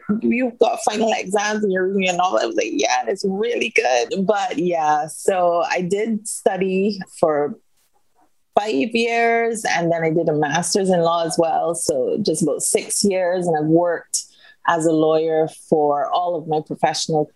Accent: Barbados; also born or lived in United Kingdom; I am born and bred in Barbados, spent most of my life here.

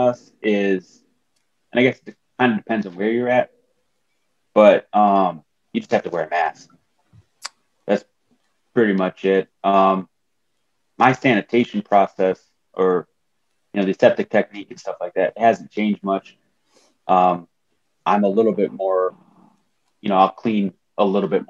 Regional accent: Wisconsin Rapids, Wisconsin, United States; also born or lived in Madison, Wisconsin; we had to move up north back to my hometown, Wisconsin Rapids, a very small town

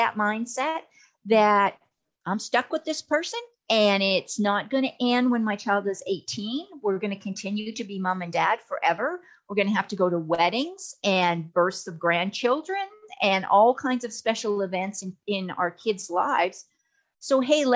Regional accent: Alberta, Canada; now in Texas, United States; even though I'm in Texas, I'm from Alberta, so I spent a lot of time up in the Canadian system

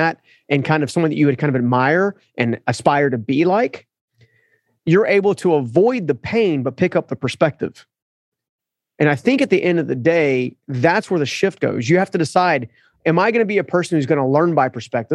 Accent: United States; as an American culture

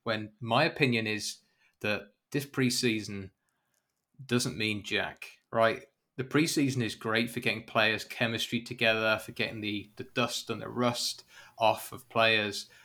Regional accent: United Kingdom; I'm British

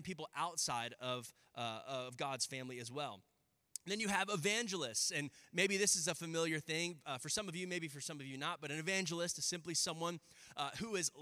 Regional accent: Round Rock, Texas, United States; I grew up in Round Rock.

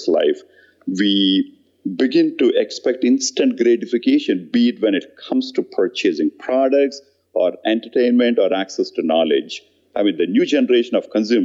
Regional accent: India; moved away; I grew up in India in a very average middle-income family

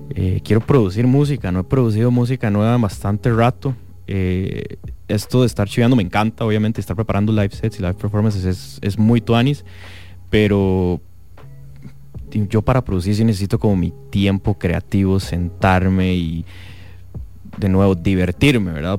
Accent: Mexico City, Mexico; now in Costa Rica; en mi ciudad, como buen chilango

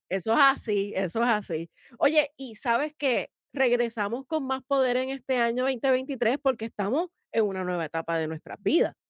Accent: Puerto Rico; nosotros en Puerto Rico

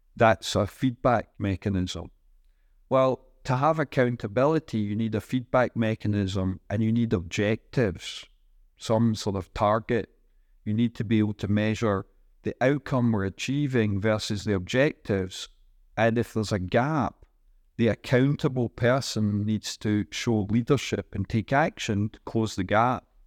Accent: Scotland, United Kingdom; moved away as an adult; also born or lived in Singapore / Ireland / United States; now in Bilbao, Spain; I'm from Scotland. I've lived in Singapore and Ireland and the United States for about 23 years.

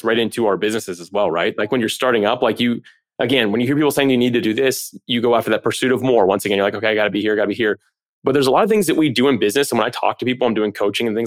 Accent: Florida, United States; I grew up in Florida. The whole thing's a swamp.

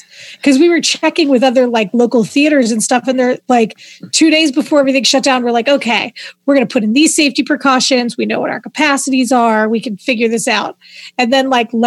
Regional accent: Pittsburgh, Pennsylvania, United States; accent: Pittsburghese; If that vernacular doesn't tell you I'm from Pittsburgh, then, well, nothing will.

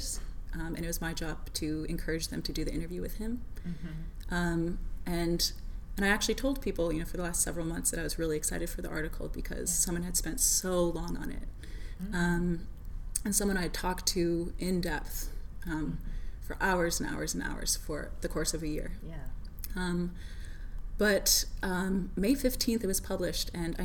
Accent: Minnesota, United States; moved away as an adult; also born or lived in Georgia; I'm from Minnesota, but I grew up in a working class family.

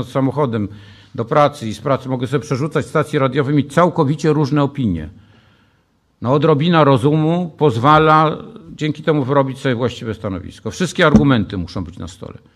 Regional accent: Warsaw, Masovian Voivodeship, Poland

